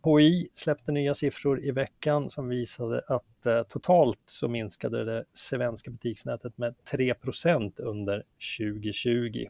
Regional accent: Västerås, Västmanland, Sweden; Västerås klarade sig bäst då, min hemstad

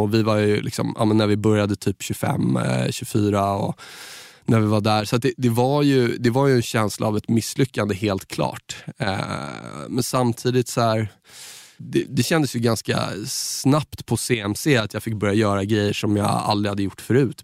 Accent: Saltsjöbaden, Stockholm County, Sweden; från Saltis där jag är uppvuxen

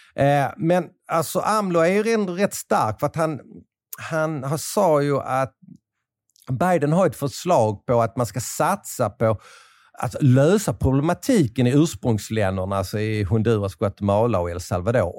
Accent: Sweden; moved away; Jag kommer från ett litet land i, i periferin

